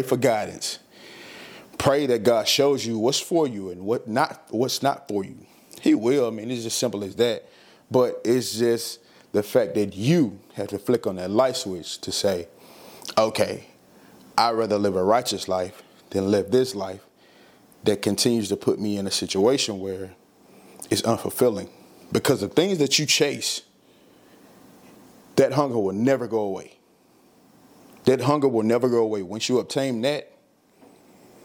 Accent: the South, United States; I'm from the South. We say cahoots

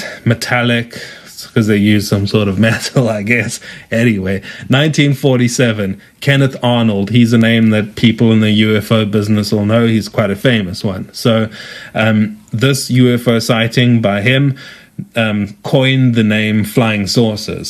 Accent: South Africa; accent: South African; as you can tell from my accent, I am South African.

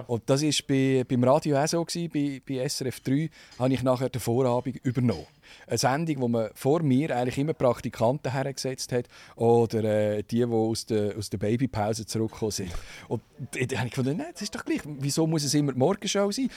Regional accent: Zug, Switzerland; also born or lived in Burgdorf, Canton of Bern / Rüegsau; sind nachher aber wegen dem Job von meinem Vater im Kanton Zug 1979 und habe dann die ganze Schulzeit im Kanton Zug gemacht und darum fühle ich mich auch als, als Zuger und, und nicht mehr als Berner

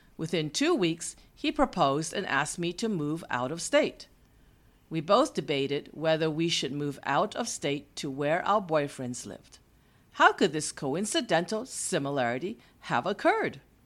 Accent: East Coast, United States; moved away as an adult; also born or lived in California; From my hometown on the East Coast, the nineteen-year-old me flew to the West Coast, three thousand miles away from where I grew up.

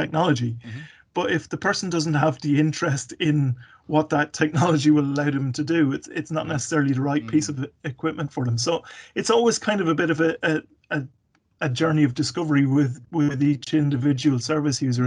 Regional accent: Carlow, Leinster, Ireland; moved away; also born or lived in Mayo / Kilkenny / Waterford / Galway; I grew up in Carlow, actually. I was born, funnily enough, in the Mayo area

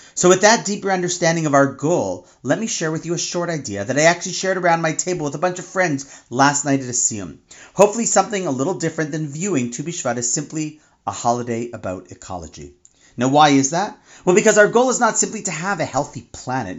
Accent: Toronto, Ontario, Canada; my hometown of Toronto

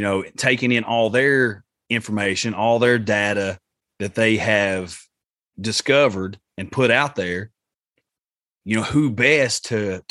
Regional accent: Appalachia, United States; Appalachia, because that's where we are. That's where we live

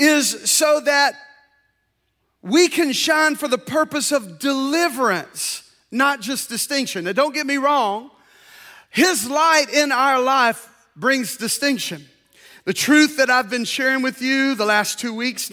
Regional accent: Deep South, United States; I grew up in the Deep South at a very turbulent time of our history

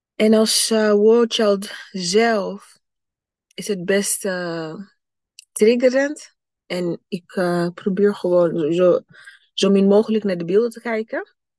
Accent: Burundi; moved away; mijn thuisland, Burundi.

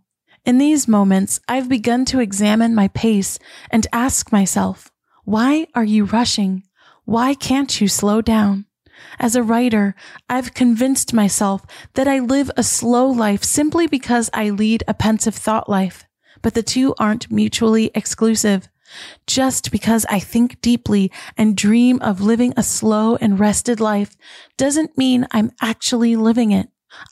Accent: United States; I grew up just miles outside of New York City, and I can tell you the fast-paced hustle and bustle that the world knows New York for is true.

